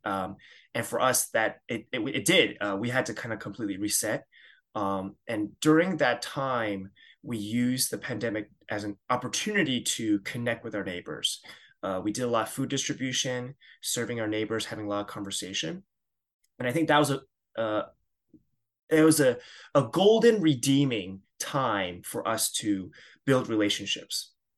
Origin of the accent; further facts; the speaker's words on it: suburbs of New York, United States; I grew up in the Chinese church, uh, at a Christian Missionary Alliance church, uh, in the suburbs of New York.